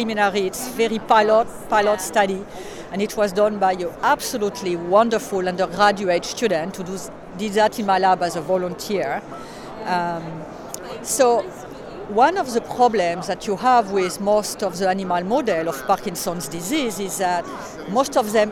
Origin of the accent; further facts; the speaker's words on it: Bordeaux, Nouvelle-Aquitaine, France; moved away as an adult; also born or lived in United States; now in Vancouver, Canada; I was born and raised in France, actually in Bordeaux